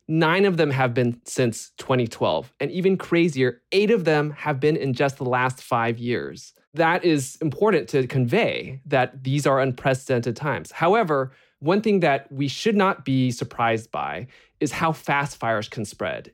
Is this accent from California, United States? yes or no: yes; Bay Area, California, United States; growing up in the Bay Area